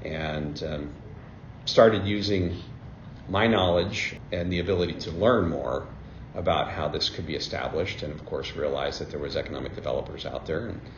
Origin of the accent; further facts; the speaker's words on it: Billings, Montana, United States; born there; I was born in Billings, Montana. Educated, I would like to say, across the United States, because my dad was in the Army, so spent a lot of time moving around the country.